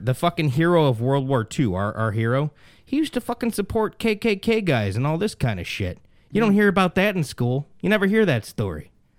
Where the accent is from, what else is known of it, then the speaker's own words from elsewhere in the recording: United States; I was born in Elmhurst Hospital.